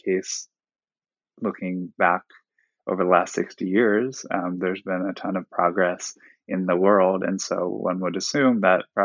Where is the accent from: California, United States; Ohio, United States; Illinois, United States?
Ohio, United States; I'm from Ohio. I was raised there